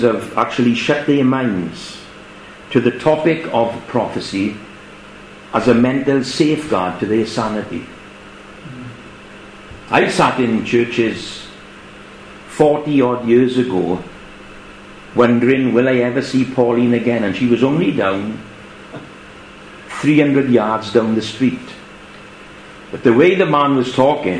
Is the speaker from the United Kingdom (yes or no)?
yes; England, United Kingdom; as us English would say.